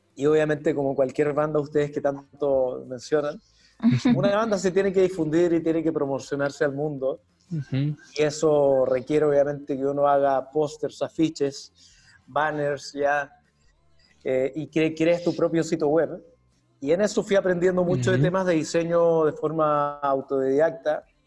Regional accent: Chile; moved away as an adult; now in Lima, Peru; soy de Chile

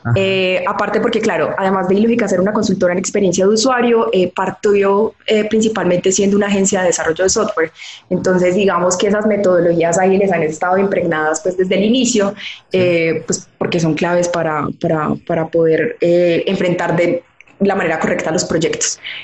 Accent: Manizales, Caldas, Colombia; yo soy colombiana, soy nacida y criada en una ciudad de Colombia que se llama Manizales

